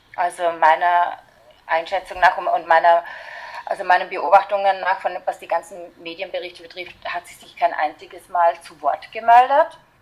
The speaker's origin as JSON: {"language": "German", "country": "Austria", "said": "bei uns in Österreich"}